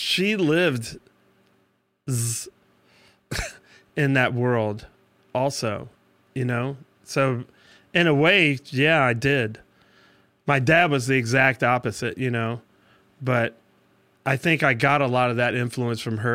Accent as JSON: {"language": "English", "town": "Washington", "region": "District of Columbia", "country": "United States", "also_born_or_lived": "Birmingham, Alabama / Georgia / Tennessee", "moved": "yes", "lives_now": "Florida, United States", "said": "I'm from Washington, D.C."}